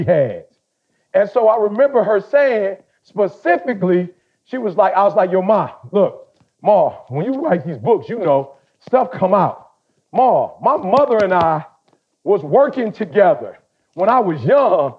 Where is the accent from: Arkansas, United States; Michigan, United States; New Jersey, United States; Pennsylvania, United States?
Michigan, United States; Detroit; I grew up in Detroit.